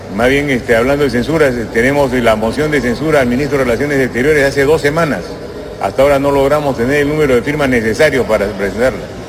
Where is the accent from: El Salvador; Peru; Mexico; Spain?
Peru; Somos peruanos independientes y soberanos